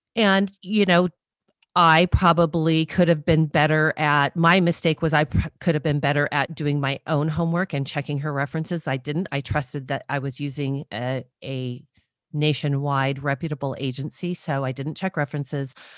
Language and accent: English; Southern California, United States; also born or lived in Redondo Beach, California; I grew up in Southern California and, um, went to college in Southern California